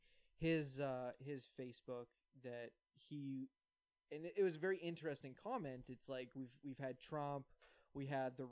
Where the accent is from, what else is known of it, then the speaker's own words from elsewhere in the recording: Canada; I'm Canadian.